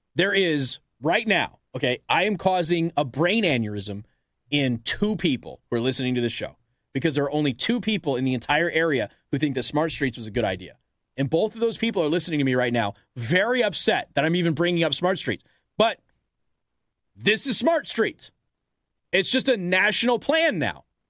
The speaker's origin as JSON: {"language": "English", "town": "Las Vegas", "region": "Nevada", "country": "United States", "said": "I come from Las Vegas, Nevada."}